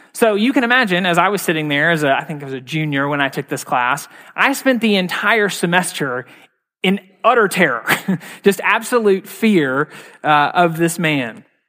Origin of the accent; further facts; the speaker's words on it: Mississippi, United States; moved away; I'm from Mississippi originally.